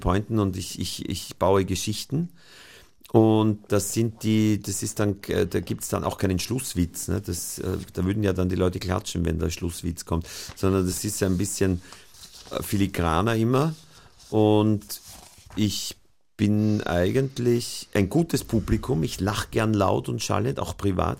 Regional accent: Austria; als Österreicher

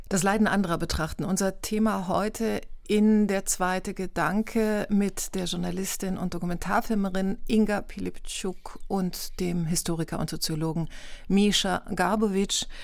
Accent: Germany; Ich ertappe mich selber und ich habe nie in der Ukraine gelebt. Ich bin in Deutschland aufgewachsen, aber habe eben familiäre Beziehungen dorthin

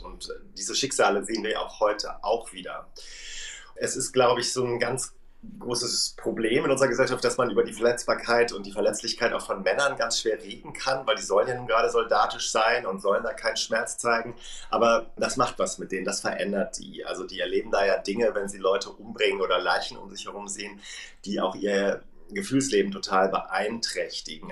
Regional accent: Germany; als Deutsche

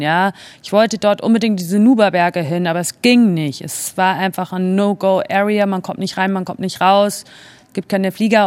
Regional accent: Germany; moved away as an adult; also born or lived in Spain / Italy; warum ich als Deutsche im italienischen Auswärtigen Amt gearbeitet habe

